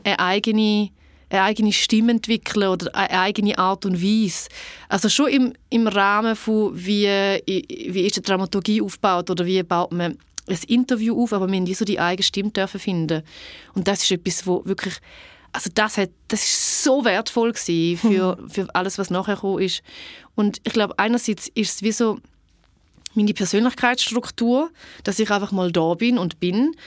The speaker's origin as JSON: {"language": "German", "town": "Niederuzwil", "region": "St. Gallen", "country": "Switzerland", "tie": "born or raised there", "said": "Ich bin in Niederutzwil aufgewachsen, das mittlere von drei Kindern"}